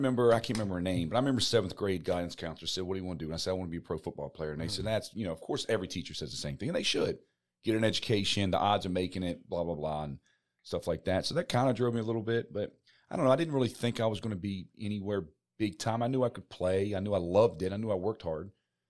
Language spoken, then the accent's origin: English; Maryland, United States; when we grew up in Maryland near the beaches in, okay, you know, Ocean City and in the Chesapeake Bay or whatever.